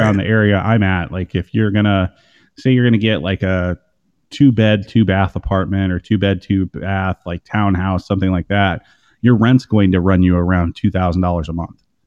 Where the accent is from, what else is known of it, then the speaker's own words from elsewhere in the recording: Iowa, United States; I grew up in Iowa